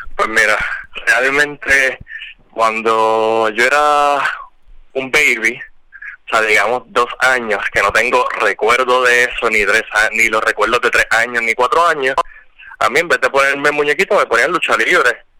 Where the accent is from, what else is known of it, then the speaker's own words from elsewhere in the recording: Puerto Rico; aquí en Puerto Rico, en el barrio donde yo me crié en Cuchilla